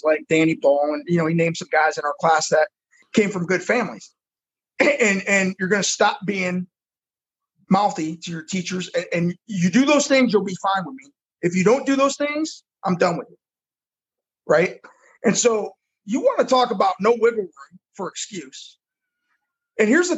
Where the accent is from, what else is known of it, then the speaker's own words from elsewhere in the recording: Bellevue, Ohio, United States; moved away as an adult; now in Fort Lauderdale, United States; my hometown of Bellevue